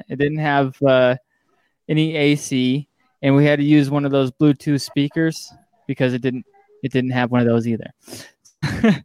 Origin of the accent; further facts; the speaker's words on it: Sacramento, California, United States; moved away; also born or lived in Wyoming; I was born in outside of Sacramento